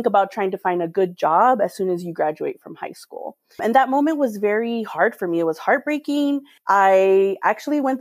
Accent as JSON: {"language": "English", "town": "Edinburg", "region": "Texas", "country": "United States", "tie": "born or raised there", "moved": "as an adult", "lives_now": "El Paso, United States", "said": "I am a native of Edinburgh, Texas. It's a small town on the border of Texas with Reynosa and Matamoros, Mexico"}